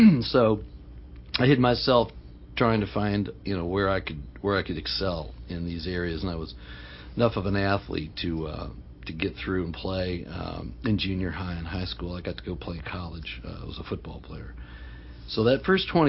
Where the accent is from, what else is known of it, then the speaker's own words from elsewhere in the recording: Alexandria, Virginia, United States; I grew up in Northern Virginia.